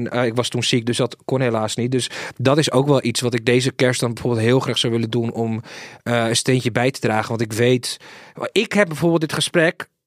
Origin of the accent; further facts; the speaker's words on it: Sweden; born there; Ik ben geboren in Zweden, dat weten heel veel mensen niet.